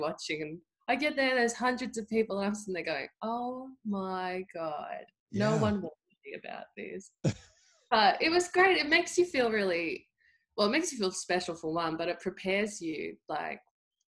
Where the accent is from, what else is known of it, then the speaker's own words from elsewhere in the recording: country Victoria, Australia; I grew up playing the thing in country Victoria is everyone either plays Australian rules football or netball.